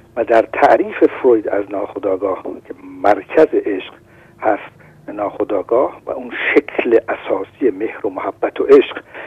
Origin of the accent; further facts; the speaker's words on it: Shiraz, Fars, Iran; now in France; شیرازی هستم